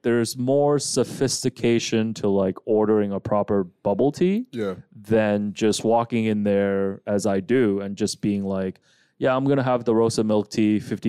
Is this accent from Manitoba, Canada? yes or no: no; Markham, Ontario, Canada; enough to drive us to my stomping grounds of Markham.